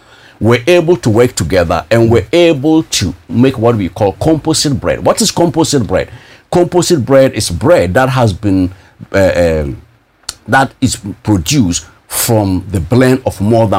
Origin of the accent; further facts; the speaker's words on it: Russia; when I came from Russia. We're able to release 5 excellent millet varieties, which is unprecedented in the annals of research when it comes to early millet. And millet is the most nutritious, if not buckwheat, we call it in Russian, grichiha.